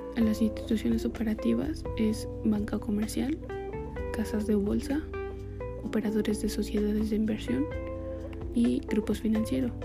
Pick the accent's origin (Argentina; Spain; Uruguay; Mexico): Mexico